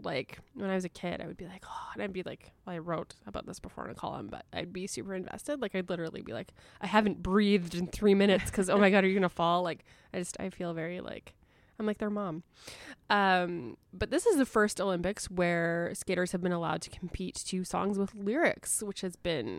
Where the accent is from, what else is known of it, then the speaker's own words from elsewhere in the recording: Canada; which I know is like blasphemous to say as a Canadian.